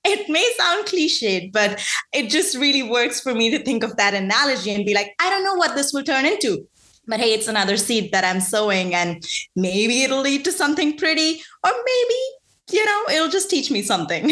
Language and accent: English; India; moved away as an adult; now in United States; I grew up in India for I did my undergrad there.